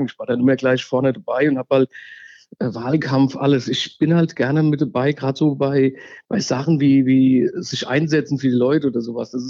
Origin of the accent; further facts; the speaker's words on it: Wallau, Hesse, Germany; ich komme hier aus Wallau und wohne, seit ich äh, im Prinzip 1969 geboren bin, in Wallau und bin jetzt, wie gesagt, 51 Jahre alt